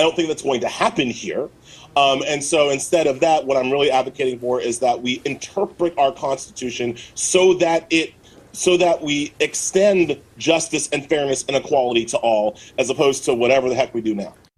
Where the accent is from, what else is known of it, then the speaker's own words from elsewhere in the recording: United States; as an American